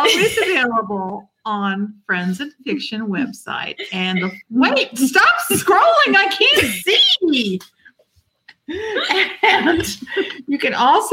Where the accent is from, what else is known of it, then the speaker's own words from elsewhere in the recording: St. Petersburg, Florida, United States; in my hometown, St. Pete